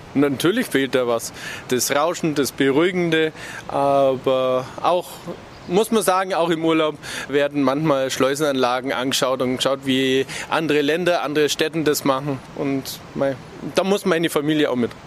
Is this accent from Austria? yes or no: no; Augsburg, Bavaria, Germany; Ja, bin ich. Ich bin früher als Kind an der Singold und also unser Grundstück war direkt an der Singold, bin da aufgewachsen